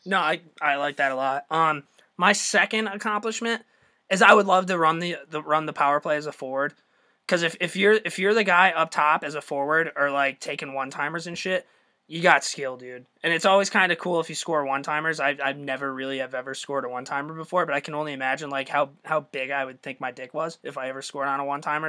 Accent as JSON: {"language": "English", "region": "Minnesota", "country": "United States", "said": "being from Minnesota"}